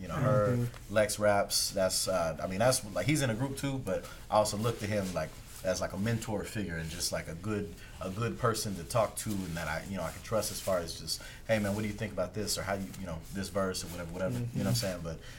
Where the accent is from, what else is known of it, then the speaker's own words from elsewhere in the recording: Maryland, United States; also born or lived in North Carolina; I'm also like from the East Coast, Maryland, DMV, moved here from North Carolina, Fort Bragg back in 07.